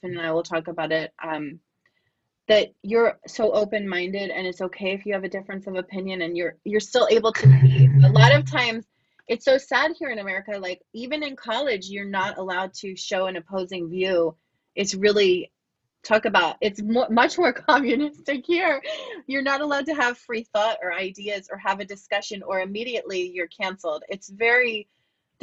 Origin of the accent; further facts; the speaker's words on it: United States; as an American